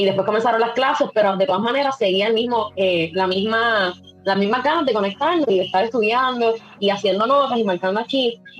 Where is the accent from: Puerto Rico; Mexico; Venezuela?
Puerto Rico; Las Marías; yo soy del de Pueblo de las Marías, un pueblo en la montaña, eh, siempre he vivido aquí, siempre he sido de aquí